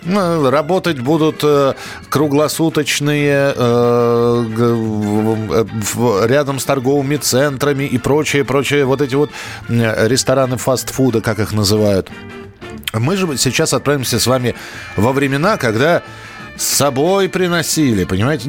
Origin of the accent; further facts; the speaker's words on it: Moscow, Russia; я вырос в Бескудниково